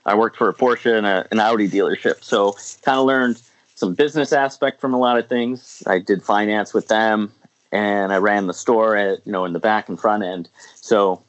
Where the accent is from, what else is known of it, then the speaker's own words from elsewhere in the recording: Niagara Falls, New York, United States; I grew up in Niagara Falls, New York. Good old Niagara Falls. Born and raised